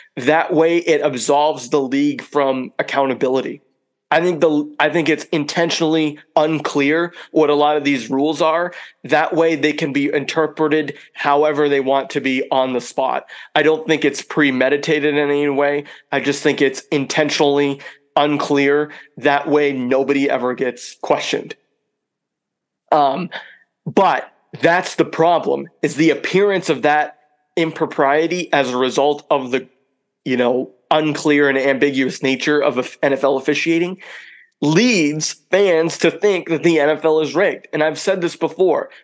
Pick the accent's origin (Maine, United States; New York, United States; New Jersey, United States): Maine, United States; Lisbon; my hometown here in Lisbon, Maine